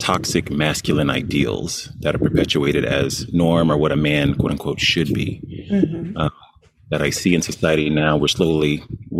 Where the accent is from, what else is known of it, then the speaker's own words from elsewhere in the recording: Dallas, Texas, United States; I'm from Texas, Dallas area originally. Coming up in the South